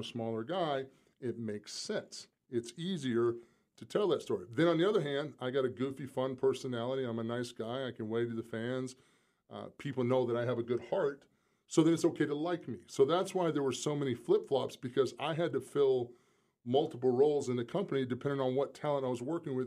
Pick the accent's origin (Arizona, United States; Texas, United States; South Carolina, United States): South Carolina, United States; moved away; I'm still from South Carolina. I mean, I'm a small-town kid